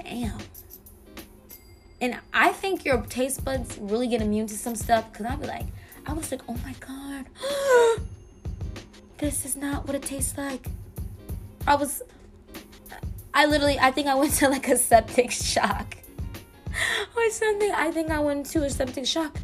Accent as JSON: {"language": "English", "town": "Miami", "region": "Florida", "country": "United States", "said": "I'm from Miami"}